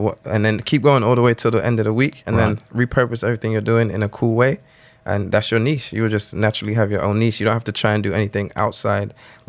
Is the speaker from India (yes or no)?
no; London, United Kingdom; accent: London; also born or lived in Atlanta; now in Dubai, United Arab Emirates; I'm from London, I'm like the London kid in Atlanta.